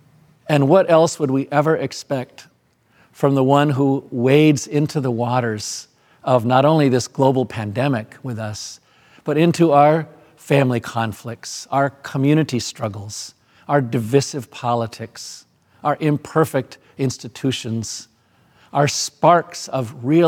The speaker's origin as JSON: {"language": "English", "country": "Madagascar", "tie": "born or raised there", "said": "Where I grew up in Madagascar, I never saw a real winnowing fork"}